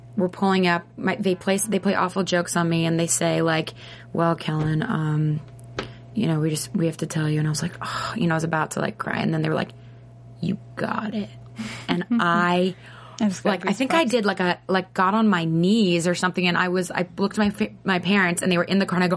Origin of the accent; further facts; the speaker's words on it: Nashville, Tennessee, United States; I was born in Nashville, Tennessee.